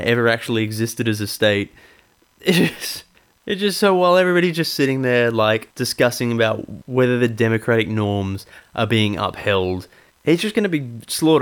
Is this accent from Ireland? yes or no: yes; Ireland; as an Irish person